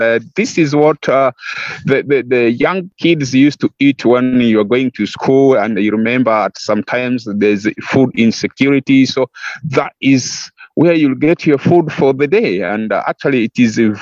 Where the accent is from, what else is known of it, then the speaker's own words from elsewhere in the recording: West Nile, Uganda; my home area, which is West Nile. West Nile is northwestern part of Uganda